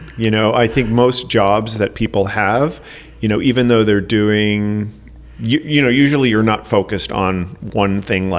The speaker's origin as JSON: {"language": "English", "region": "New England", "country": "United States", "tie": "born or raised there", "lives_now": "Chicago, United States", "said": "Obviously, I didn't grow up here. I grew up in New England."}